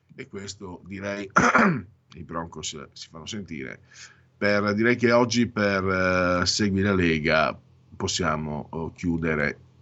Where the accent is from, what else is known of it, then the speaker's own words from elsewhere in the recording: San Vito al Tagliamento, Friuli-Venezia Giulia, Italy; io vengo dal eh, San Vito al Tagliamento, in, Friuli, in alto a destra in Friuli